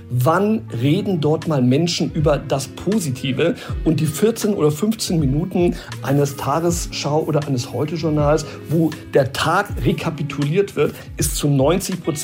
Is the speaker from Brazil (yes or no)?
yes; Brazil; now in Germany; Ich muss sagen, ich bin in Brasilien groß geworden, da hat immer die Sonne geschienen, ich hatte eine sehr schöne Kindheit und vielleicht habe ich auch diesen Spirit mitgenommen und ich habe das übertragen nach unserer Rückkehr auch in mein privates Leben.